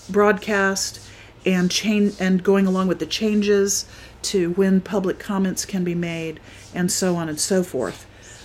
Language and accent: English; Florida, United States; And I just got to thinking, you know, I'm from Florida. Now, I didn't live there really long, so I'm not, you know, entirely familiar with the ins and outs of what the Florida government does.